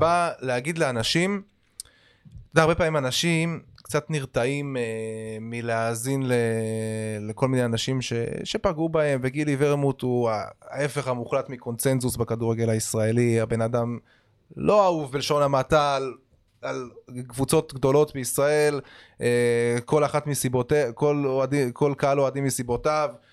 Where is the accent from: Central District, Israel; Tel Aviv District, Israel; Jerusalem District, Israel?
Tel Aviv District, Israel; Holon; born or raised there